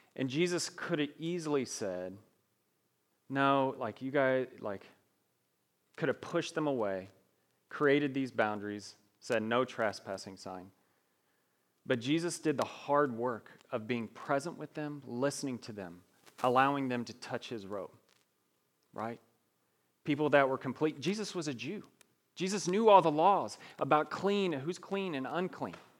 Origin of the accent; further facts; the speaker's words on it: Evansville, Indiana, United States; accent: twang; moved away; I grew up in Evansville, Indiana, so if I talk a little slow and I have a little twang to my voice, that's wha, that's why.